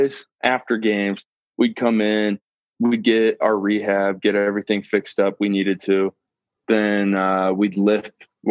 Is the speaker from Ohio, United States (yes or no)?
yes; Akron, Ohio, United States; I'm actually from Akron, Ohio